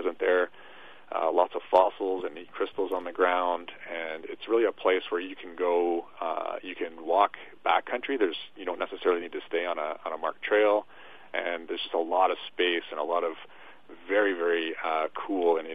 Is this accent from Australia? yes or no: no; Toronto, Ontario, Canada; moved away; I grew up in Toronto